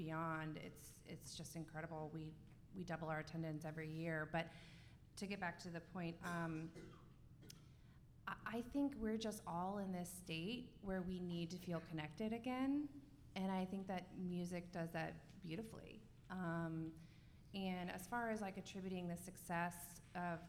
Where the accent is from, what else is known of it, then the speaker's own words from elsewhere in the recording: Winter Park, Florida, United States; now in Sanford, United States; I'm born and raised in Seminole County, Winter Park area, and I moved to Sanford